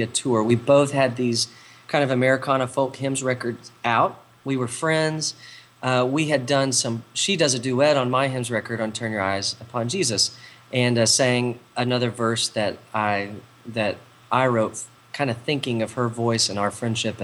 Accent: Texas, United States; I grew up in church in Texas.

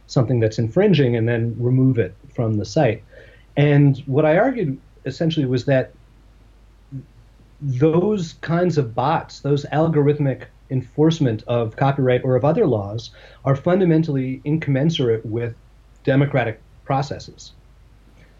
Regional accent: United States; I'm an American Jew

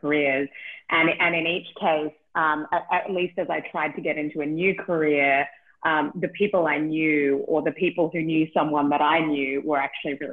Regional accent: Australia; moved away; I'm from Australia, in case you can't tell from the accent.

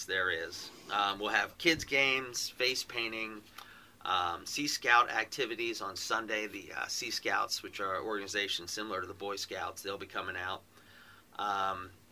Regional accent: Baltimore, Maryland, United States; also born or lived in Havre de Grace, Maryland; I was born in Havity Grace, but raised in Baltimore

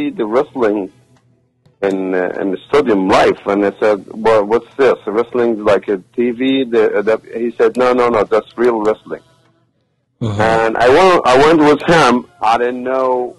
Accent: Egypt; English is a second language; moved away as an adult; also born or lived in Qatar; now in United States; I was wrestler. I'm from Egypt

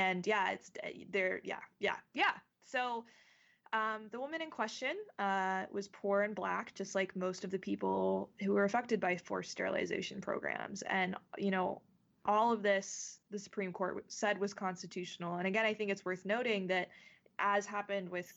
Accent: North Carolina, United States; my home state of North Carolina

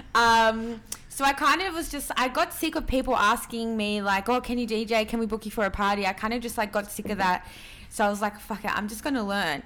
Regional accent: Sydney, New South Wales, Australia; also born or lived in Peru; growing up in Western Sydney

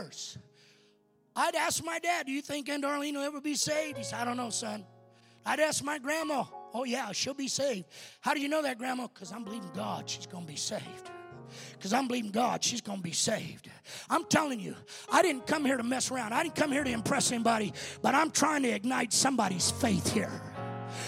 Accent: Colorado, United States; I come from Colorado

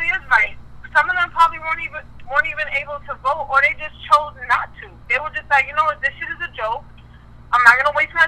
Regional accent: Trinidad & Tobago; I was born in Trinidad

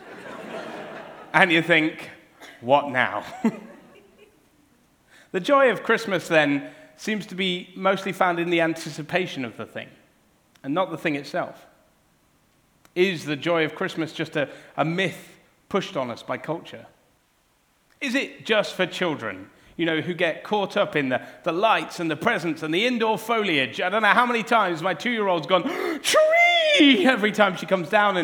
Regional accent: Cornwall, South West England, United Kingdom; growing up in Cornwall, it was always Cornish pasties

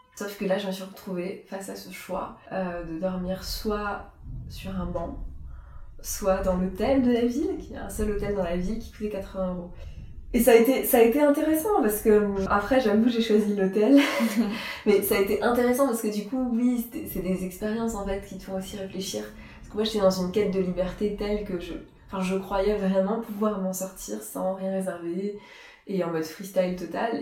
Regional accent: Strasbourg, Grand Est, France; partir de Strasbourg, c'était partir un peu de mes racines, de là où j'avais grandi.

